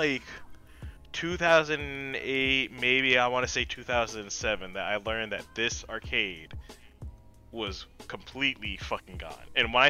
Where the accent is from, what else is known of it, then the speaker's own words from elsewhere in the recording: New Jersey, United States; now in Maryland, United States; I'm originally from Jersey. I've lived in Jersey from 92 to 06.